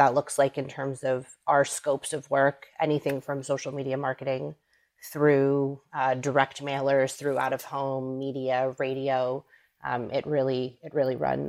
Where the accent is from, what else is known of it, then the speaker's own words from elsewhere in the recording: Los Angeles, California, United States; moved away as an adult; now in New York, United States; So I am a New Yorker. Now, I'm originally from LA, but I've been in New York for the last 11 years. I came here for school, and once I was done, I decided New York was going to be home.